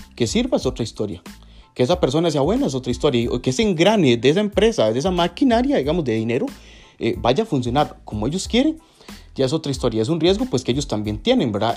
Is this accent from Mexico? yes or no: no; Costa Rica; aquí en Costa Rica, en mi país